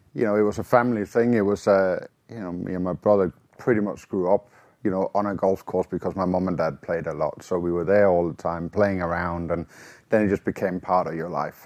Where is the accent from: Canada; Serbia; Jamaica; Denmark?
Denmark; born or raised there